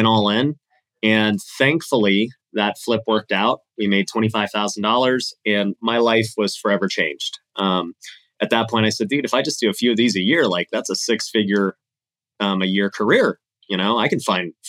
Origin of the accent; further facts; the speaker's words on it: Las Vegas, Nevada, United States; Born and raised in Las Vegas.